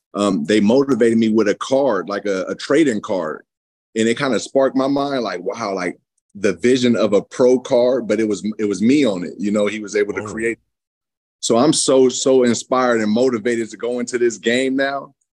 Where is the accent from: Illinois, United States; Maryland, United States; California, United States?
California, United States; San Francisco; moved away as an adult; also born or lived in Fairfield, California / Lexington, Kentucky; I came from San Francisco, was the yeah. inner city point.